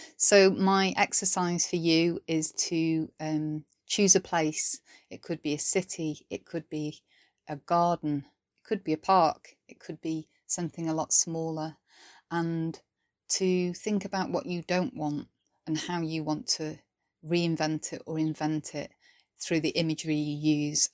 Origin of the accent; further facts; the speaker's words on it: Welsh, Wales, United Kingdom; now in Sheffield, United Kingdom; I'm a British Welsh poet based in Sheffield, South Yorkshire